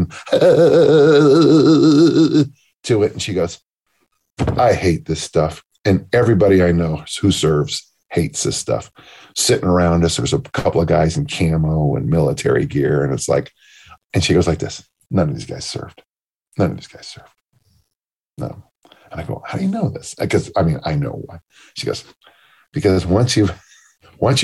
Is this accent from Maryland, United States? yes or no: no; South San Francisco, California, United States; my hometown of South City is poor. And then of course it's San Mateo County